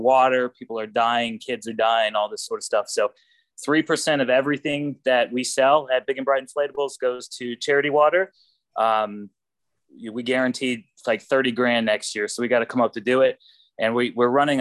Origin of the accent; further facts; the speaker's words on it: Texas, United States; I'm from Texas